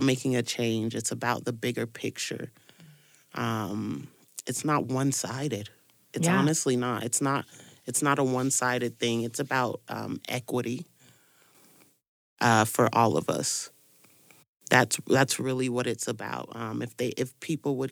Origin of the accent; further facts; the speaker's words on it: East St. Louis, Illinois, United States; moved away; I'm originally from Illinois, from East St. Louis, Illinois